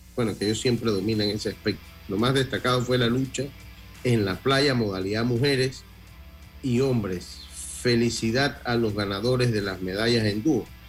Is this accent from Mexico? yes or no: no; Panama; Nosotros como Panamá, siendo un país pues yo diría que de centro derecha